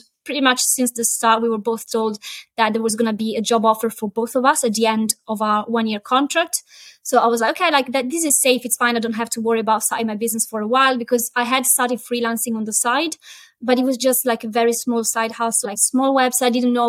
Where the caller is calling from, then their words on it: Chester, North West England, United Kingdom; So I'm based in Chester, which is a tiny Roman town in the north of England.